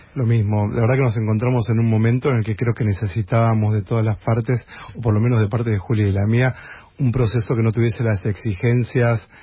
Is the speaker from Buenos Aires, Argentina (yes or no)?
yes; Buenos Aires, Argentina; nosotros somos porteños